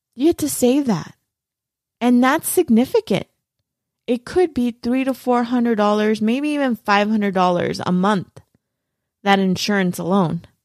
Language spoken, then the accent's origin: English; Los Angeles, California, United States; I'm from East L